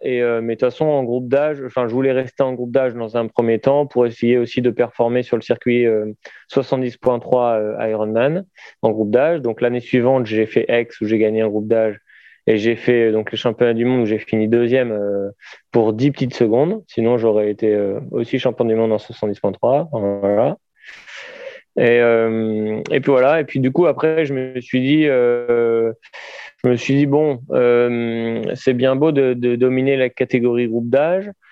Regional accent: Saintes, Nouvelle-Aquitaine, France; à Sainte, euh, là où j'habitais

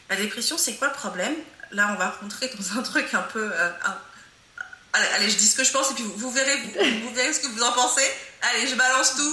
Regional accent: France; born there; Moi, je suis africaine, euh, mais j'ai grandi, en, même si je suis née en France.

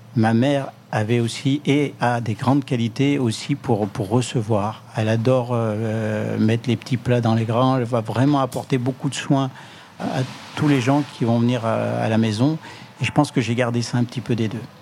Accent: Le Puy-en-Velay, Auvergne-Rhône-Alpes, France; moved away; c'est le nom ancien euh, de ma ville natale, le Puy-en-Velay

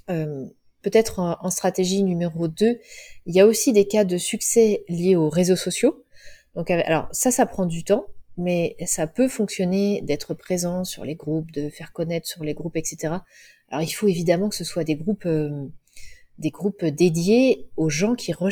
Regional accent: Cholet, Pays de la Loire, France; Moi, elle est dans mon cœur parce que c'est là où j'ai grandi, mais bon, c'est pas non plus euh, un haut lieu

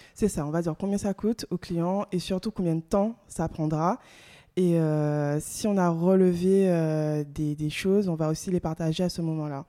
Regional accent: Guadeloupe; moved away as an adult; also born or lived in mainland France; Je suis originaire euh, de la Guadeloupe

